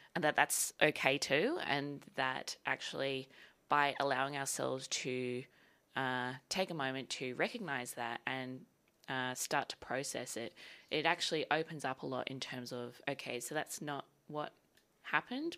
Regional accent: Sydney, New South Wales, Australia; moved away as an adult; now in Melbourne, Australia; so I'm from Sydney originally, and I moved down to Melbourne to go to V C A in twenty fifteen

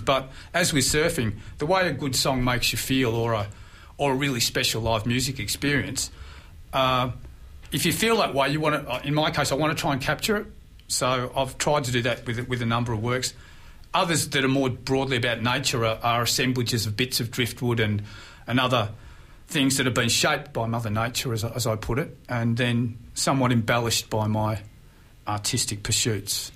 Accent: Mornington Peninsula, Victoria, Australia; spent half my life growing up on the Mornington Peninsula at a friend's house in Blair Gowrie

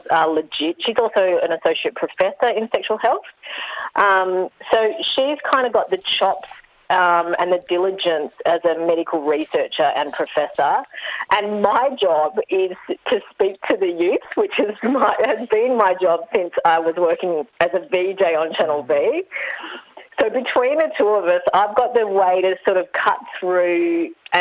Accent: Melbourne, Victoria, Australia; I'm from Melbourne

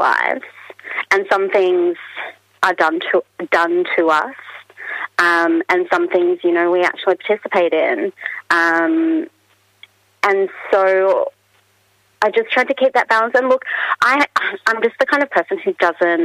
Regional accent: Australia; as an Australian author

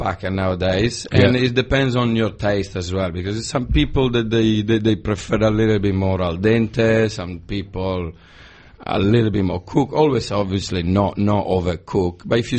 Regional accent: Ferrara, Emilia-Romagna, Italy; moved away; From Ferrara. It's very close to Bologna.

